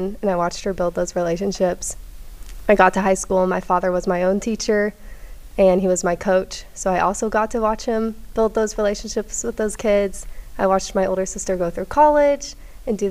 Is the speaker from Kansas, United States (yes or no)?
yes; Olathe, Kansas, United States; I grew up in Olathe, so not too far from here.